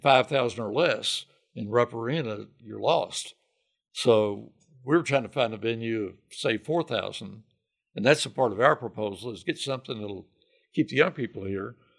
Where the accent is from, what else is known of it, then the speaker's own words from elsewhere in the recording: Hot Spot, Kentucky, United States; moved away as an adult; now in Lexington, United States; Phil and I grew up about fifteen miles from each other. He's from Jenkins up in Letcher County, and I'm from Hotspot.